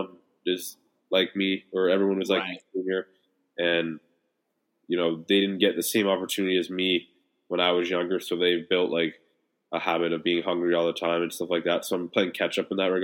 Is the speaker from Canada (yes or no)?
yes; Toronto, Ontario, Canada; moved away as an adult; now in Los Angeles, United States; I've lived here for 2 years, so I feel like my message to Toronto, like my hometown